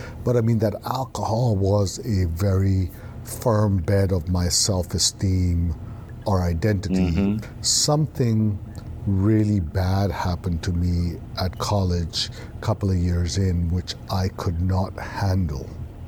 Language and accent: English; Beirut, Beirut Governorate, Lebanon; also born or lived in Karachi, Pakistan; Up to the age of three, we were in Pakistan. And we went from the frying pan to the fire. We went from Karachi, Pakistan. My dad got a job in Beirut, Lebanon.